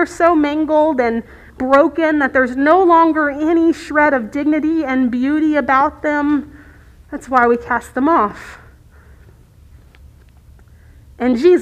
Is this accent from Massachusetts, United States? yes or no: no; Virginia Beach, Virginia, United States; Virginia Beach, which is my hometown